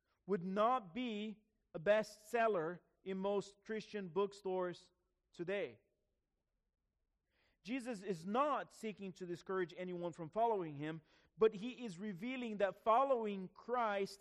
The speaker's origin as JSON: {"language": "English", "country": "Brazil", "tie": "born or raised there", "moved": "yes", "said": "my grandfather, who was a pastor in my hometown in Brazil"}